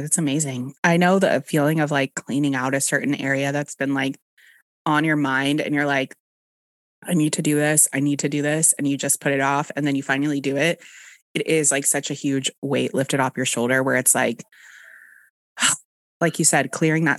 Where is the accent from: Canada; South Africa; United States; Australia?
United States; Dallas, Texas; I know. My accent is completely gone unless I get a little tipsy and I say something like iron or ice.